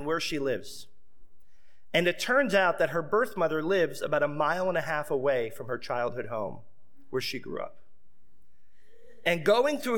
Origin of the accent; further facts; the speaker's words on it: Seminole, Florida, United States; When I was a young boy, I grew up outside of Tampa in a small city called Seminole, Florida